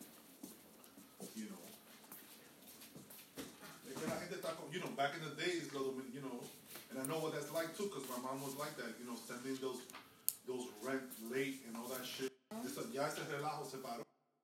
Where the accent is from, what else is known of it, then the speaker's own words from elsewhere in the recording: New York City, New York, United States; I'm a New Yorker